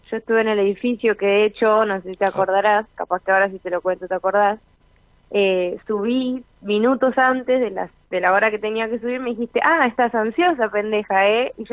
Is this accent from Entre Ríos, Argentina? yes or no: yes; Paraná, Entre Ríos, Argentina; yo arranqué la, terapia estando en Paraná, yo soy de Paraná, y arranqué la terapia estando allá.